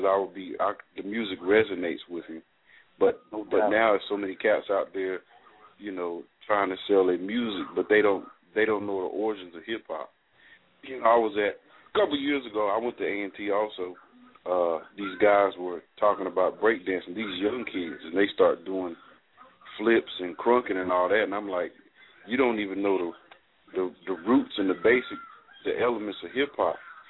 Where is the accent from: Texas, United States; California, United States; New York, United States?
California, United States; now in North Carolina, United States; I'm from California, so I grew up in the era of …